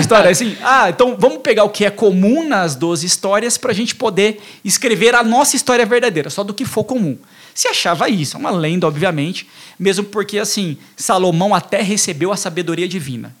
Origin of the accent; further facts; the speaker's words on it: Carapicuíba, Barueri, São Paulo, Brazil; a gente é daqui de Carapicuíba, de Barueri, aqui da região